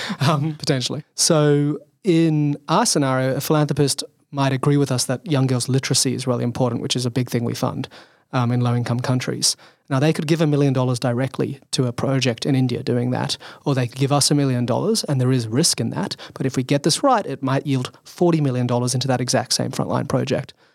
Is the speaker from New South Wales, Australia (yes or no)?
yes; Sydney, New South Wales, Australia; so I grew up in Sydney, Australian.